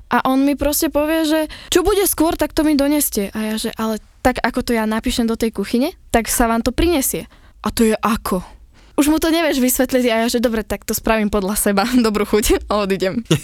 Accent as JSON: {"language": "Slovak", "town": "Topoľčany", "region": "Nitra Region", "country": "Slovakia"}